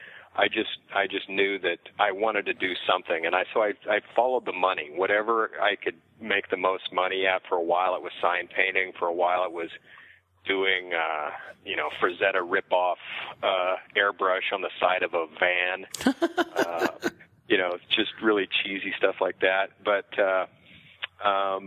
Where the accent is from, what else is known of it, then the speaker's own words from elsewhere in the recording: southeastern Washington State, United States; moved away; I grew up in southeastern Washington State, Pacific Northwest of the United States